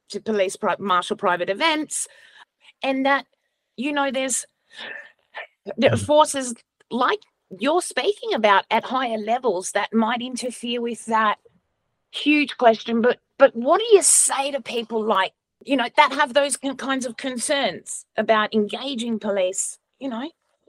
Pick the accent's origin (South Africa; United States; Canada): South Africa; now in Australia; I was born in South Africa.